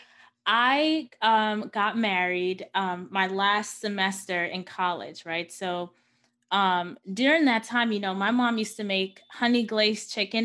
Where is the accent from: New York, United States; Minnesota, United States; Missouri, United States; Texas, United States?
New York, United States; New York City; I was born and raised in Queens, New York